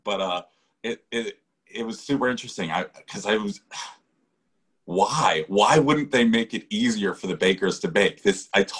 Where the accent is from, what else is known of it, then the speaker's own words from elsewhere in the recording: Connecticut, United States; I grew up in Connecticut, so in Northeast, right?